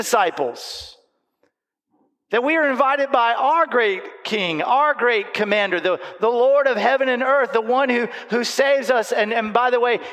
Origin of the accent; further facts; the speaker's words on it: Panama City Beach, Florida, United States; I grew up in Panama City Beach, in Panama City Beach, Florida.